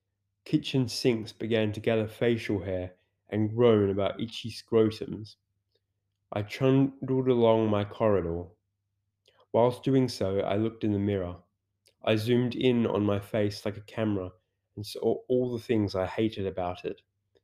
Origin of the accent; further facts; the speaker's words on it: England, United Kingdom; As I'm English, I made the educated assumption I should take it with tea.